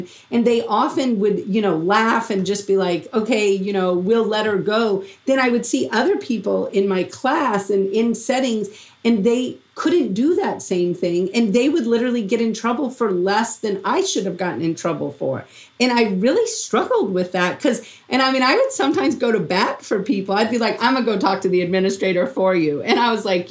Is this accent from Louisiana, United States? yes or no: yes; Louisiana, United States; moved away; I was from Louisiana